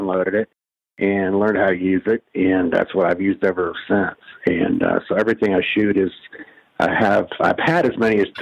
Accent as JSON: {"language": "English", "region": "Iowa", "country": "United States", "tie": "born or raised there", "also_born_or_lived": "Kansas / New York / Los Angeles / Cleveland", "moved": "yes", "lives_now": "Las Vegas, United States", "said": "I grew up in the Midwest. I was born in Kansas, but grew up in Iowa mostly"}